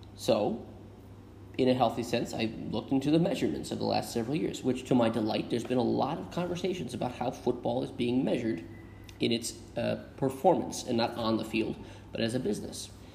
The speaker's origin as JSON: {"language": "English", "country": "United States"}